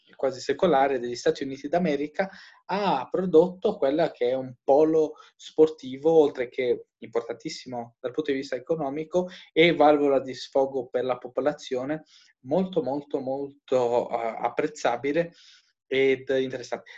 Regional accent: Albania; moved away; io che vengo dall'Albania

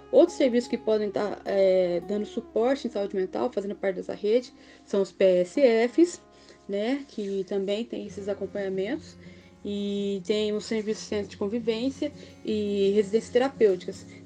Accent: Varginha, Minas Gerais, Brazil; Eu sou de Varginha, então fico feliz de contribuir com o trabalho que vocês estão desenvolvendo na cidade de Varginha.

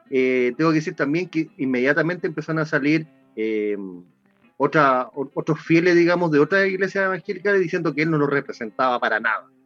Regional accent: Santiago, Santiago Metropolitan Region, Chile; le digo, de aquí, de la reina

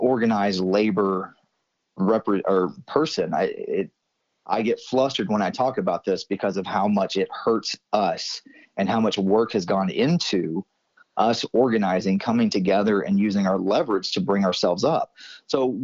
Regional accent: Marietta, Georgia, United States; also born or lived in Kennesaw, Georgia / Midtown Atlanta; I grew up in Cobb County, Kennesaw and Marietta.

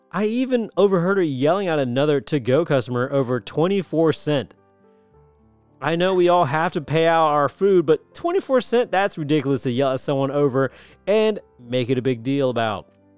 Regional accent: United States; I'm American

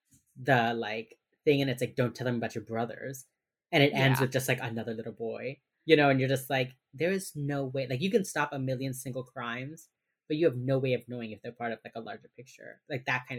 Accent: Miami, Florida, United States; growing up in Miami has a large Jewish population, and so every year I think October is Holocaust Remembrance Month.

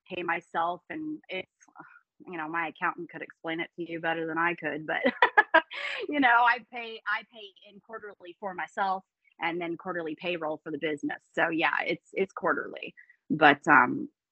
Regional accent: Tampa, Florida, United States; I am born and raised in the Tampa Bay area in Florida

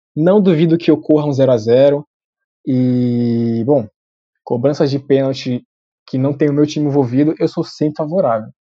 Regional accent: Brazil; somos brasileiros

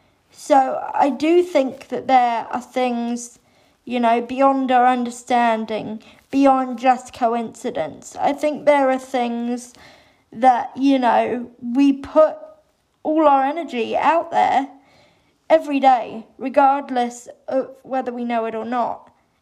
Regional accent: England, United Kingdom; I had a very wonderful, lovely early childhood growing up in England.

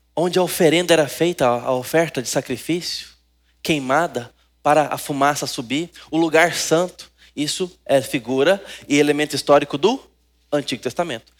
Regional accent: Brazil; nós Gostamos de futebol como brasileiros

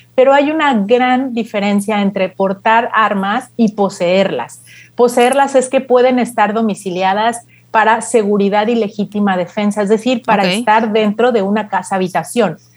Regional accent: Mexico; nosotros como país mexicanos

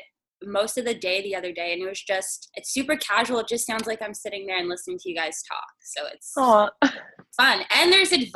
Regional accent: New Brunswick, Canada; moved away as an adult; now in Toronto, Canada; I'm from New Brunswick

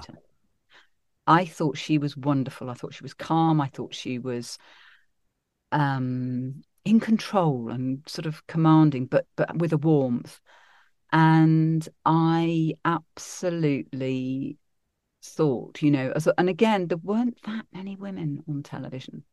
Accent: Derby, East Midlands, United Kingdom; also born or lived in Sheffield / Birmingham; I was born in Sheffield, then we moved to Birmingham, then I, I spent most of my childhood actually growing up in Derby, so I was quite a Midlands girl

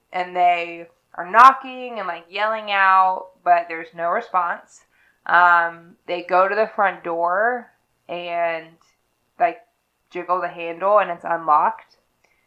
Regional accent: Lexington, Kentucky, United States; I am from Lexington

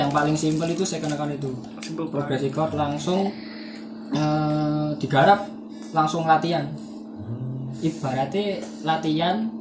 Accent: Java, Indonesia; accent: medok (thick Javanese); aku kan wong medok ngene

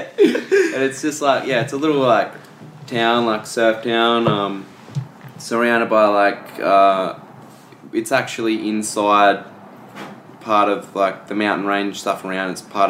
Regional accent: Tweed Heads, New South Wales, Australia; it's like the very eastern point of Australia.

